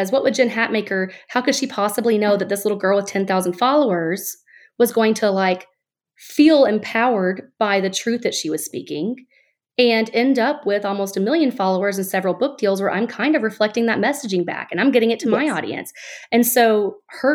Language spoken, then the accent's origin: English; Alabama, United States; now in Florida, United States; I'm born and raised in Alabama